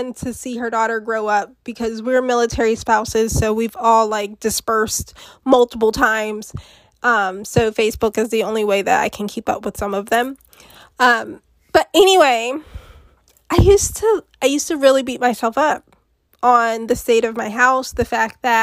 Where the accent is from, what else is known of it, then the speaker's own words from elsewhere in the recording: United States; I'm from America